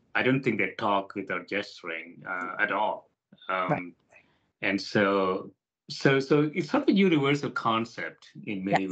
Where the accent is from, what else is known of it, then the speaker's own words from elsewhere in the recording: India; I grew up in India, for example, you know, in a developing country